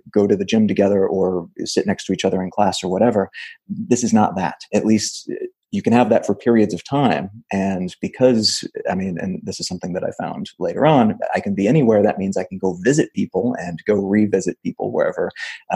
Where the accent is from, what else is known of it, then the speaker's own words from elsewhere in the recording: Missouri, United States; moved away as an adult; also born or lived in Los Angeles / Wichita, Kansas / Memphis, Tennessee; I grew up in Missouri